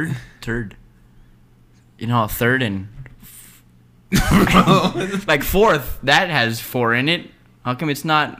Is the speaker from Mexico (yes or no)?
yes; Mexico; I'm Mexican, bro.